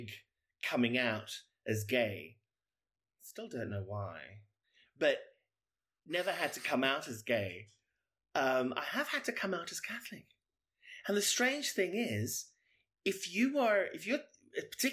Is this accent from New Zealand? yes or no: no; South Africa; now in United Kingdom; I am South African, but I've lived in the UK for many years.